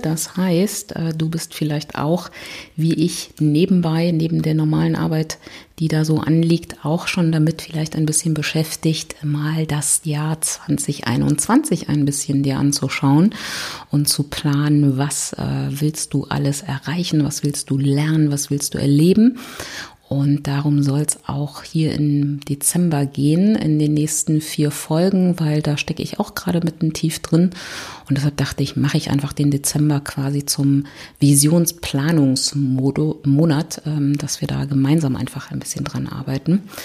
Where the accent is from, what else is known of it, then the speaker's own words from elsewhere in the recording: Berlin, Germany; ich komme aus Berlin